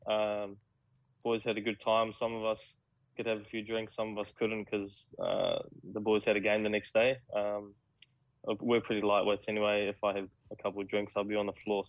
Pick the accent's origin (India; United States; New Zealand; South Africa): New Zealand; now in Australia; as a Kiwi